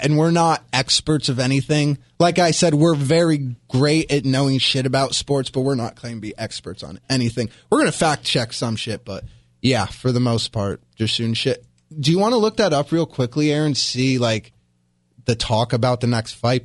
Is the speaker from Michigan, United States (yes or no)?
no; New York, United States; I'm from New York